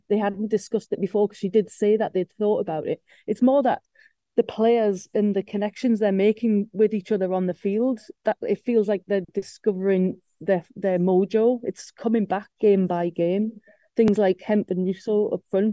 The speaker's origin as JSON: {"language": "English", "region": "England", "country": "United Kingdom", "said": "we're English"}